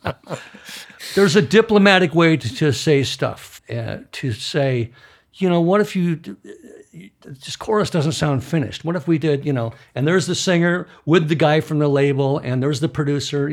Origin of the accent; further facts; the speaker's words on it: Midwest, United States; moved away; I grew up in the Midwest